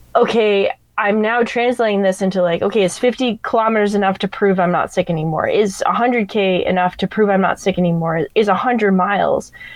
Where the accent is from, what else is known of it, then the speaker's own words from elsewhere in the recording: Vermont, United States; moved away as an adult; also born or lived in Hawaii / Italy / Florida; now in San Diego, United States; I grew up in Vermont, and then actually moved to Hawaii for a teaching job for three years.